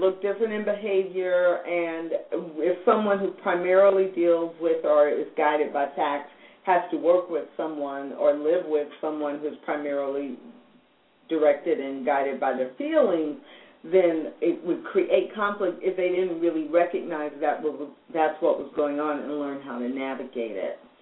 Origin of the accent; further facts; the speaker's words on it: United States; I live in American culture. I have been born and raised in American culture. My family's been here multiple